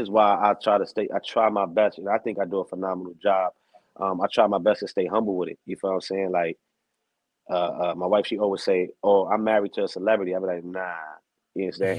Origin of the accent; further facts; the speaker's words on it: New York City, New York, United States; i grew up I born and raised in the bronx